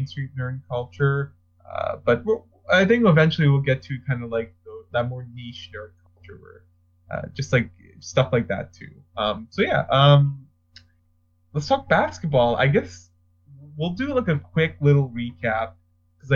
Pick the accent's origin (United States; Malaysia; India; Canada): Canada; we're Canadian